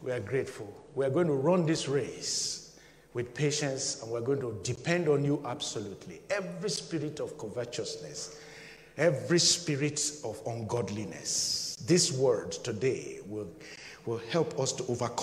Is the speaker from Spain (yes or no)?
no; Nigeria; my home country, Nigeria